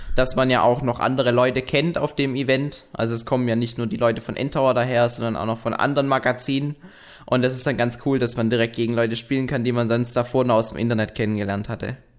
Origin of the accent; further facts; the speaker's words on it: Frankfurt, Hesse, Germany; moved away; in Frankfurt, in meiner alten Heimat